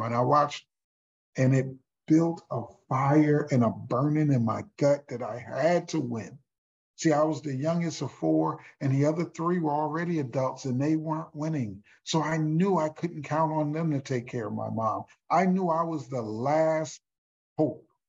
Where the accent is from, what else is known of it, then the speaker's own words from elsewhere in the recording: Houston, Texas, United States; my hometown in Houston, Texas